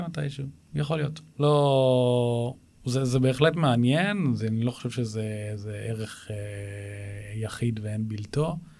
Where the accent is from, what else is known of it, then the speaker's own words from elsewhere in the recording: Israel; גדלתי בבית ששני ההורים שלי היו מזכירי קיבוץ